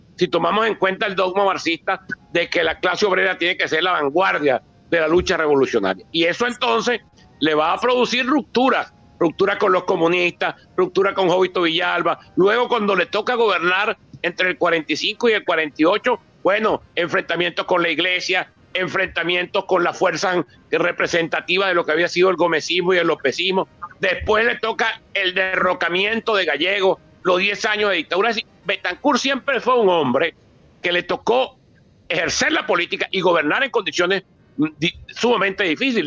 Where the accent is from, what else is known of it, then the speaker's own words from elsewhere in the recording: Barinas, Venezuela; yo soy de Barinas